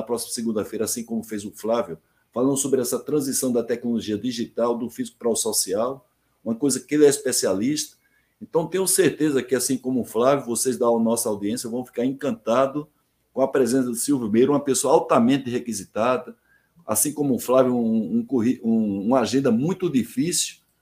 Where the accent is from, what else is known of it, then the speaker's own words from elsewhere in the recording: Alagoa Nova, Paraíba, Brazil; also born or lived in João Pessoa; eu sou de Alagoa Nova, no interior da Paraíba, fui para João Pessoa com 12 anos